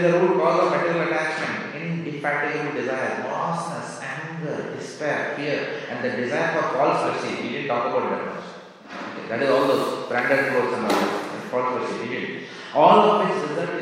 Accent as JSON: {"language": "English", "country": "India", "tie": "born or raised there", "moved": "as an adult", "said": "we were born and brought up in India"}